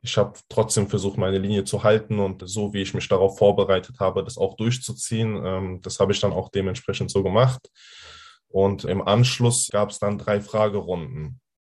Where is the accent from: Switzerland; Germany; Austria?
Germany; Hanau, Hesse; bei uns in Hanau